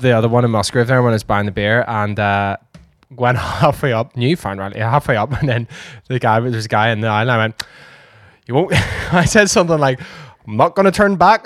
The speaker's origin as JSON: {"language": "English", "region": "Northern Ireland", "country": "United Kingdom", "said": "We are Irish. Northern Irish."}